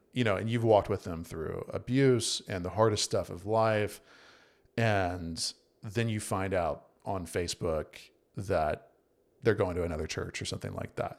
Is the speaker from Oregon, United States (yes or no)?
no; Virginia, United States; moved away as an adult; also born or lived in South Carolina / North Carolina; I was born in Virginia